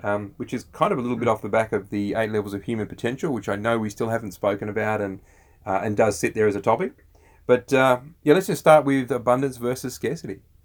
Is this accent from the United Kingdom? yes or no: no; Australia; We're Aussie blokes, we're dads, and we're entrepreneurs